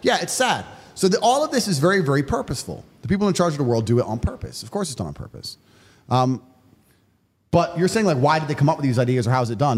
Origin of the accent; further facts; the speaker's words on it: United States; I'm American